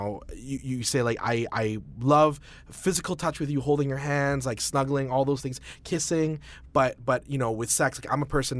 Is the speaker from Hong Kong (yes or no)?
no; Alberta, Canada; I'm from Alberta, so we're Wild Rose Country.